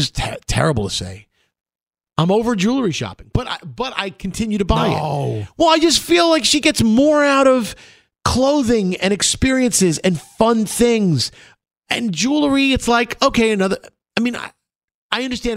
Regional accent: New York City, New York, United States; we're from Brooklyn

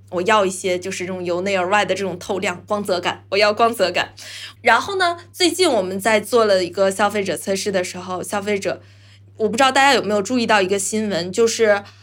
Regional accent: China; 我们中国人会相对含蓄一些

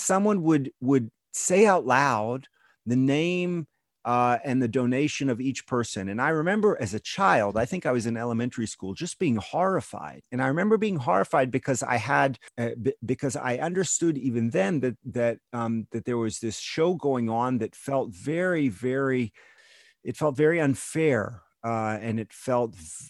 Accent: Houston, Texas, United States; moved away as an adult; now in Israel; the conservative synagogue that I grew up in Houston, Texas

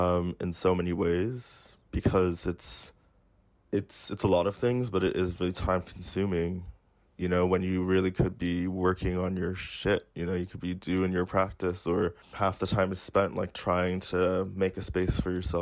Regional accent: United States; now in United Kingdom; I grew up like black in the United States. I live as a black person in Britain.

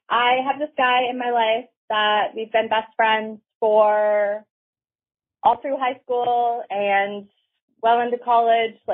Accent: Canada; I'm from Canada.

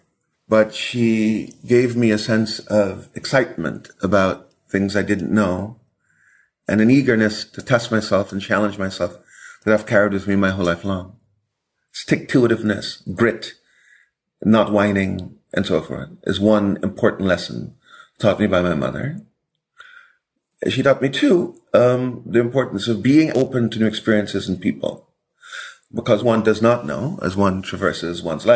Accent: Buxton, Demerara-Mahaica, Guyana; moved away; Guyana was during my childhood, and still, a relatively poor, very poor country.

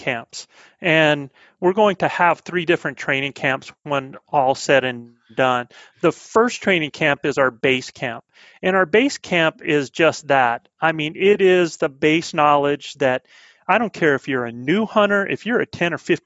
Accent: the Carolinas, United States; accent: southern; now in New Mexico, United States; I'm a southern boy. I'm back from the Carolinas

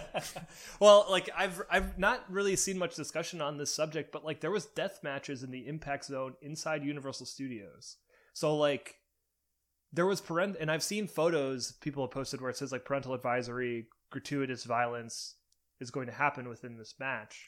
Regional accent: Cleveland, Ohio, United States; my hometown of Cleveland, Ohio

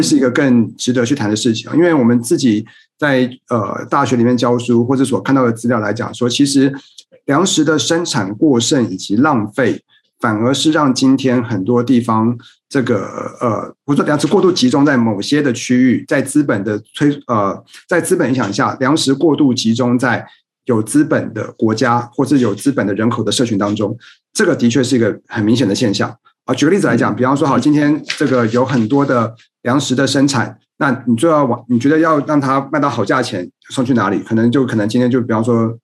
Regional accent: Taipei, Taiwan; moved away as an adult; now in Kaohsiung, Taiwan; 我自己生长在台北，我现在在高雄工作

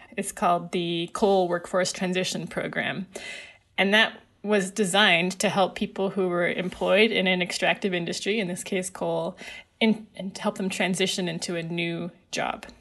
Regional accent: Alberta, Canada; I grew up in Alberta

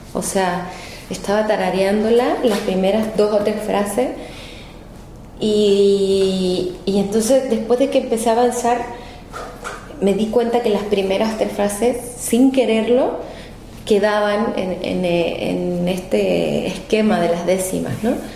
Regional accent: Viña del Mar, Valparaíso, Chile; accent: Chilean; moved away as an adult; now in Mexico; mi acento, aún mantengo eh, mi acento chileno eh, viví hasta los 23 años en Chile, entonces me siento muy, eh, muy de, más que nada de Viña del Mar, de Valparaíso, que es mi región, eh, que es donde crecí.

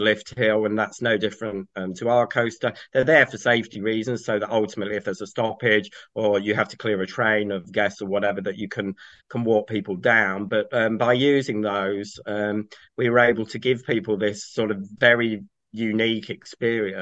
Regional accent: Kent, South East England, United Kingdom; moved away; also born or lived in Cheshire / Pembrokeshire, Wales; I grew up in Kent

